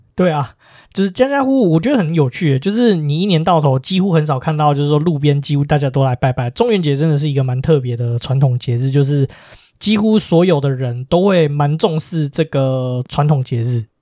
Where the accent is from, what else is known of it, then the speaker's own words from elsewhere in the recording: Taiwan; 身为台湾人，其实我们是一个很珍贵的地方